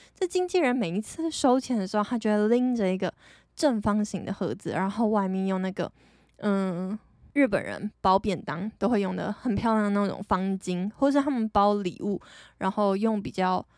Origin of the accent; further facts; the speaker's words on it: Taiwan; 我是台湾人